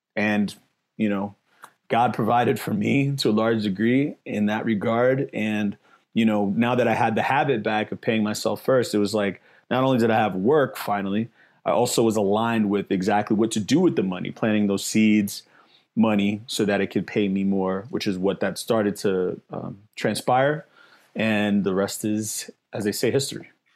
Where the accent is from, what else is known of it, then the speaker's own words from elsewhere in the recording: New York City, New York, United States; now in Las Vegas, United States; I'm from the Bronx, New York, I'm from the hood